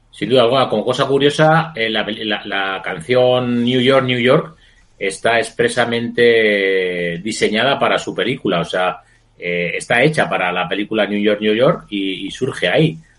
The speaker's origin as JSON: {"language": "Spanish", "town": "Madrid", "region": "Community of Madrid", "country": "Spain", "said": "los madrileños somos muy chulos"}